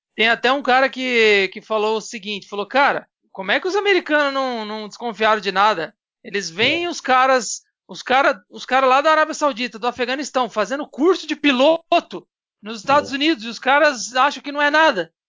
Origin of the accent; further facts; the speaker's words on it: São Paulo, Brazil; eu sou de São Paulo